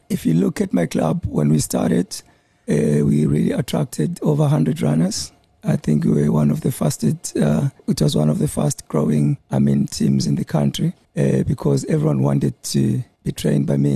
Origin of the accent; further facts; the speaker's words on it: Bulawayo, Zimbabwe; moved away as an adult; also born or lived in Pretoria; now in Durban, South Africa; I was born in Bulawayo. Uh, 1982 and uh, I moved up here in 2004 2004.